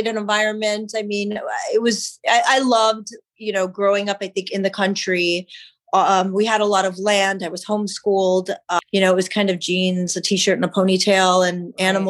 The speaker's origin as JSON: {"language": "English", "town": "San Antonio", "region": "Texas", "country": "United States", "tie": "born or raised there", "said": "I was born in Texas, San Antonio, Texas. I was raised in my younger childhood as an observant Christian, a Southern Baptist."}